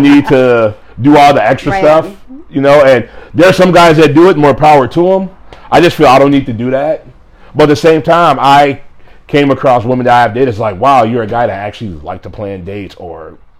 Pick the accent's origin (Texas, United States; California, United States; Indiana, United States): Indiana, United States; because growing up in Indiana, having a little ties with the … is like …, ….